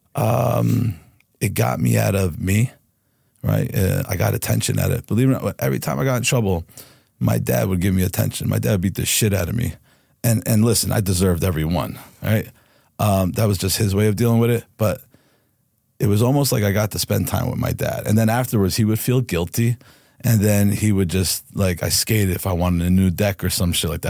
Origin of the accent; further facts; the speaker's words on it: Harrison, New Jersey, United States; also born or lived in Newark, New Jersey; I was born in Newark, New Jersey, and I grew in the town next door, which is Harrison